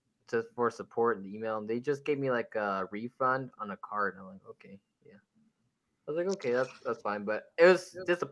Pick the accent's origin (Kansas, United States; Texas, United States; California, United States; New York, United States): Kansas, United States; we're from Kansas